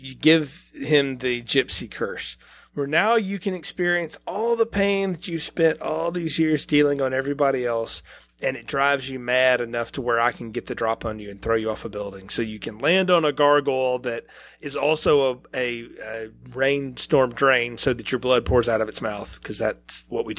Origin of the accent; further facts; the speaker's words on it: the South, United States; I'm from the South. Our churches aren't real gothic down here